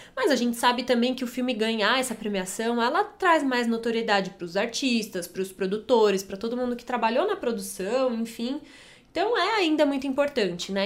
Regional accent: Brazil; A gente aqui, né, como brasileiro

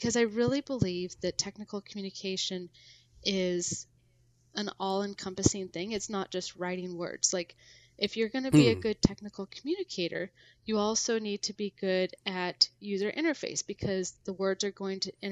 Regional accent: Seattle, Washington, United States; I grew up in the Seattle area

